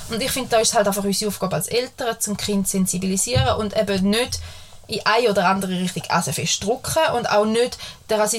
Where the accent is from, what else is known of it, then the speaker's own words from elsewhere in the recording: Switzerland; wir sind Schweizer, wir können schleichen zwischen der Grammatik.